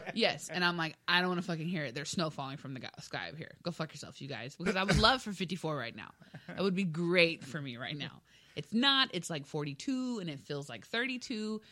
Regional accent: South Texas, United States; moved away; I'm from South Texas? We don't get snow.

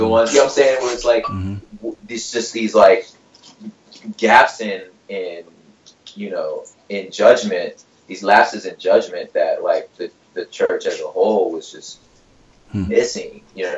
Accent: Ireland; born there; I just happened to be born in Ireland. You know what I'm saying? My parents were in the military, and I was born in Ireland.

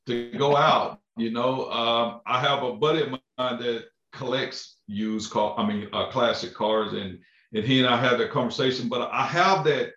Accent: Crockett, Texas, United States; also born or lived in Lufkin, Texas; I'm originally from Crockett, Texas

